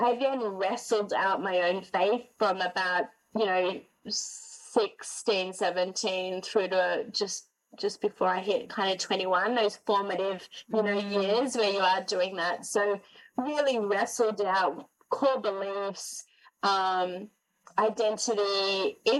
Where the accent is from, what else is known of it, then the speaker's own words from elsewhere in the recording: Sydney, New South Wales, Australia; moved away as an adult; also born or lived in Gold Coast, Australia; now in Montreal, Canada; I'm born and raised in Sydney, 30 years, 10 years on the Gold Coast